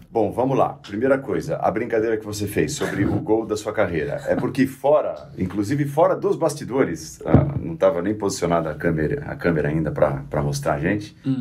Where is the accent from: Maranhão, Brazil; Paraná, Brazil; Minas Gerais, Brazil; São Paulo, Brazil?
São Paulo, Brazil; São Caetano do Sul; eu sou de São Caetano